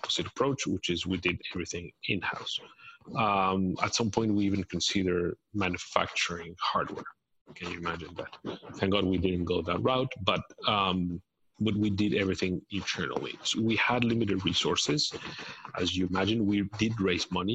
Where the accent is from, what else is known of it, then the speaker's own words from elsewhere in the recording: Mexico City, Mexico; moved away as an adult; also born or lived in San Francisco / Cambridge, Massachusetts; I am from Mexico. I was born and raised in Mexico City